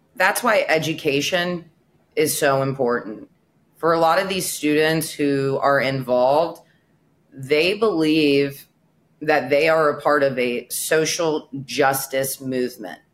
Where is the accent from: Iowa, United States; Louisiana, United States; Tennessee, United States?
Tennessee, United States; Memphis; moved away as an adult; also born or lived in Israel; now in Boca Raton, United States; growing up in Memphis, Tennessee, um, the youngest of four